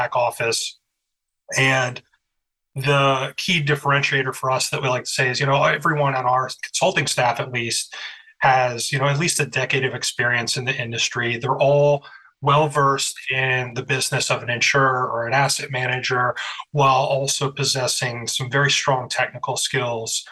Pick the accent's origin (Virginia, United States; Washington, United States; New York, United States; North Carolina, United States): Virginia, United States; Harrisonburg; also born or lived in Skokie, Illinois / Florida Keys; now in Chicago, United States; I was born in Skokie, Illinois, but I grew up in Harrisonburg, Virginia, in the beautiful Shenandoah Valley